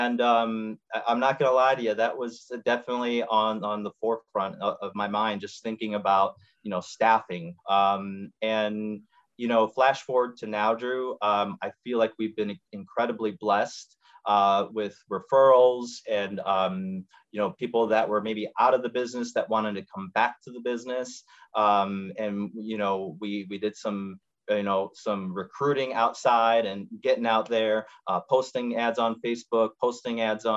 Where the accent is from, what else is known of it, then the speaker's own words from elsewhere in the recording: Schaumburg, Illinois, United States; also born or lived in Chicago / Houston; now in Arlington Heights, United States; I was born and raised in Schaumburg, Illinois.